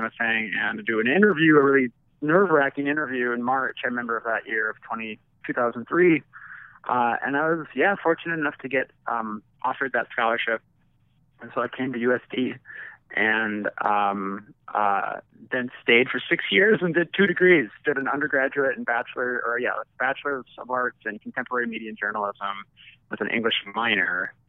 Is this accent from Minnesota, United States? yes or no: yes; Wells, Minnesota, United States; I was actually born and raised there in southern Minnesota